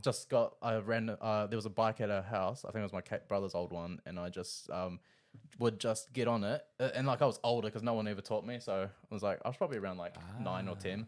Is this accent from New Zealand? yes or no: yes; Rotorua, Bay of Plenty, New Zealand; now in Auckland, New Zealand; I'm from Rotorua. I'm living up in Auckland